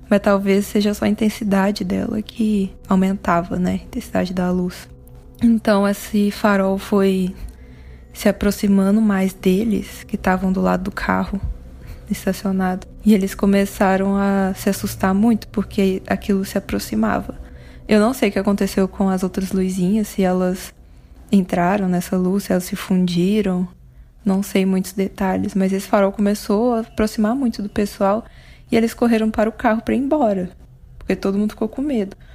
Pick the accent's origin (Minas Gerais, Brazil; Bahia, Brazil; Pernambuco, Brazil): Minas Gerais, Brazil; Divinópolis; Eu sou mineira é, de uma cidade chamada Divinópolis, no interior do estado.